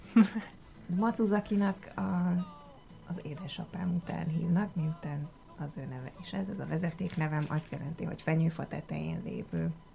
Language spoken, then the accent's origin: Hungarian; Hungary; first language Hungarian; én itt születtem, itt jártam iskolában, gyakorlatilag itt szocializálódtam.